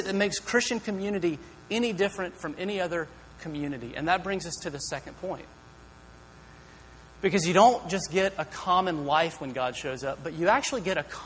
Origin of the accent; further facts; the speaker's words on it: Greenville, United States; moved away as an adult; now in Berkeley, United States; I'm from Greenville. I grew up here